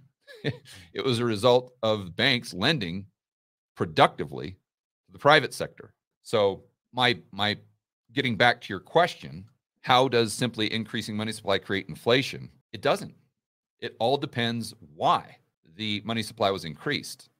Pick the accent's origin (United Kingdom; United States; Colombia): United States; as an American, a citizen of the land of the free